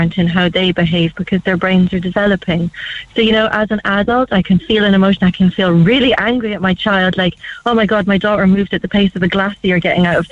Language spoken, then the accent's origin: English; Scotland, United Kingdom; I'm from Scotland